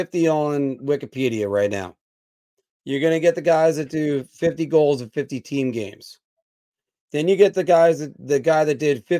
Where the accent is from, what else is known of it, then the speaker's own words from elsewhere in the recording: United States; as an American